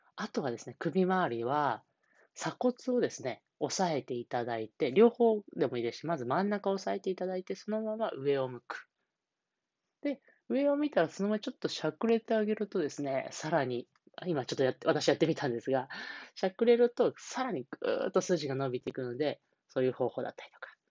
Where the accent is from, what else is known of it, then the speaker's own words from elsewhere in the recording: Niigata, Japan; moved away; 新潟県の地元、新潟県の方で、えー、来ているんですが